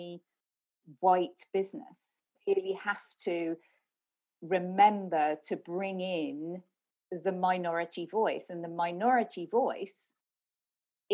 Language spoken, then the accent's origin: English; London, United Kingdom; I was born in Brixton in south of London